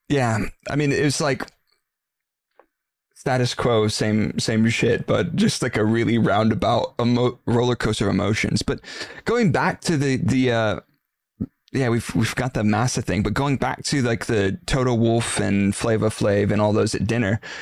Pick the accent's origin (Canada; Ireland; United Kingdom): United Kingdom; Stevenage, East of England; I'm from Stevenage.